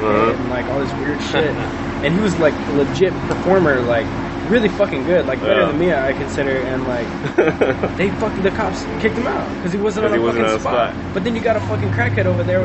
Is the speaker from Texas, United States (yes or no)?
yes; Texas, United States; I'm from Texas